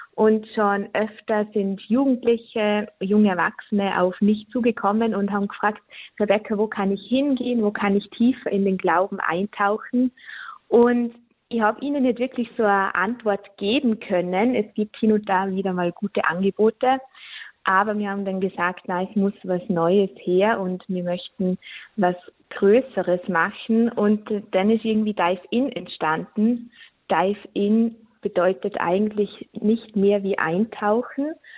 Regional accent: Austria; bei uns in Österreich

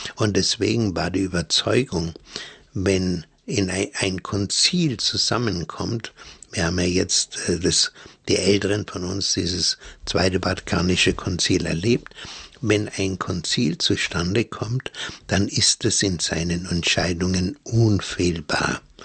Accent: Germany; also born or lived in Bavaria; bei uns in Deutschland

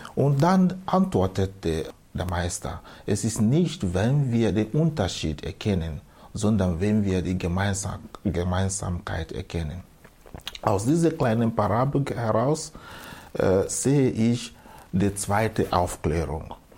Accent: Southeast Nigeria, Nigeria; German is a second language; moved away as an adult; now in Austria; Also ich bin geboren in Südostnigeria, der ehemalige Biafra, Biafra-Gebiet. Dort bin ich aufgewachsen am Land

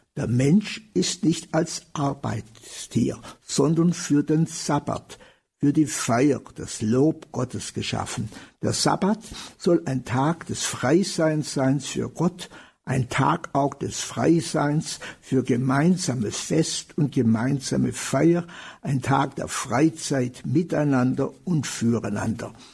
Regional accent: Germany; bei uns in Deutschland

